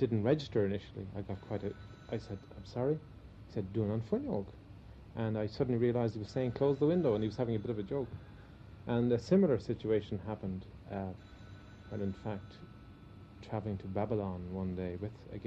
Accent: Ireland; We are Irish and we speak Irish

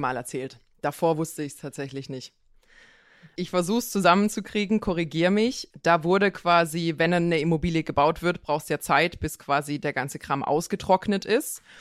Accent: Pforzheim area, Baden-Württemberg, Germany; also born or lived in Konstanz; ich komme ja aus der Gegend von Pforzheim

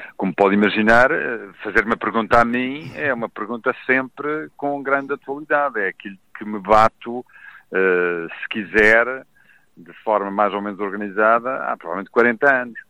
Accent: Madeira, Portugal; accent: Madeiran; also born or lived in Lisbon

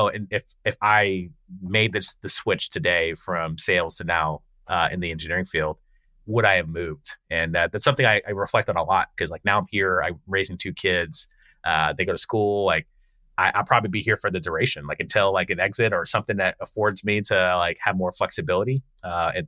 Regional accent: Palm Harbor, Florida, United States; I grew up in Florida, so outside of Tampa. So grew up on Tampa Road

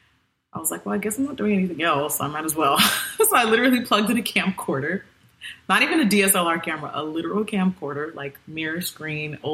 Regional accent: Nigeria; I'm still Nigerian

